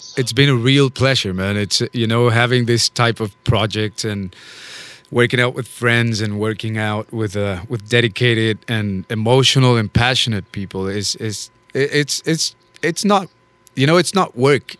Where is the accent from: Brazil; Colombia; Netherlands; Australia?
Colombia; Bogota; now in New Orleans, United States; I am originally from Bogota, Colombia